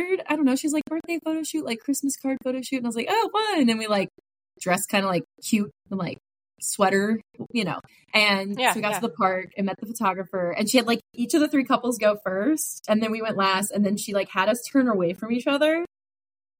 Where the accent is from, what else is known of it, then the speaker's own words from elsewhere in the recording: Ohio, United States; moved away; I am originally from Ohio. I started triathlons when I was living in Ohio in 2016